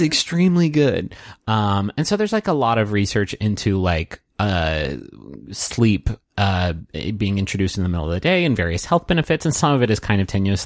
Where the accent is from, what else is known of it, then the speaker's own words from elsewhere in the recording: Chicago, Illinois, United States; I'm from Chicago.